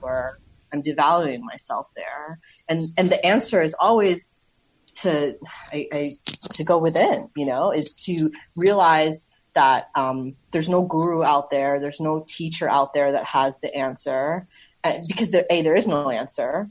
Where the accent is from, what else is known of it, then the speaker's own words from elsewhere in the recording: New York City, New York, United States; moved away as an adult; also born or lived in Berlin, Germany; I grew up in Queens.